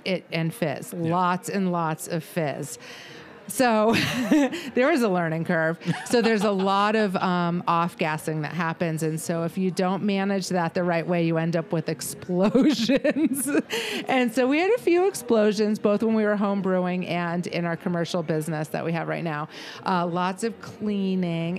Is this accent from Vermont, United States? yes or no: yes; Vermont, United States; my heritage, which I'm from Vermont